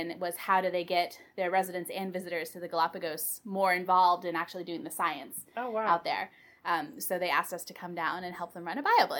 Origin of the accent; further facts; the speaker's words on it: East Bay, Bay Area, California, United States; also born or lived in Pennsylvania; I grew up here in the Bay Area, over in the East Bay, and have, you know, basically lived in California almost all my life, except when I went to college over in Pennsylvania, but then came back and did grad school in Humboldt